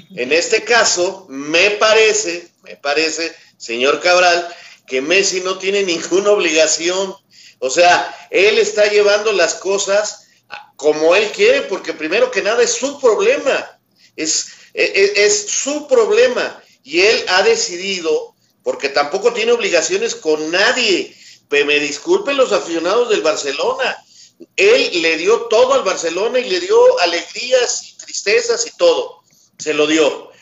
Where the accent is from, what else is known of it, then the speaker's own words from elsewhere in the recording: Mexico; como somos mexicanos